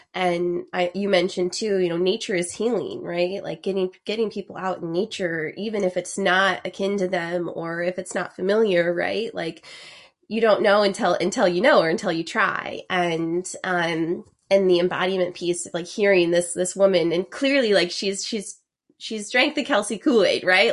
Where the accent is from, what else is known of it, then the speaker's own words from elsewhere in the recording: Idaho, United States; I am from Idaho